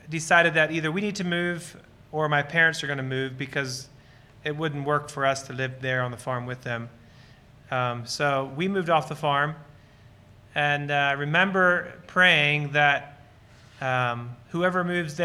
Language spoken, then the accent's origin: English; Lancaster County, Pennsylvania, United States; So Lancaster County Amish is where I was born and raised